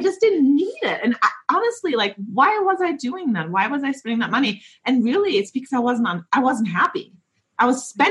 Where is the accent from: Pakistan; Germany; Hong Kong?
Germany; moved away; I'm from Germany and we didn't really talk about our feelings in Germany.